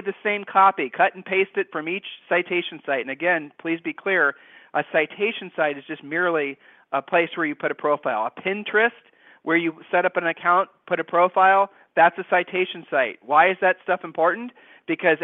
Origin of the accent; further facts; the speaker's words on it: Ohio, United States; we're from Ohio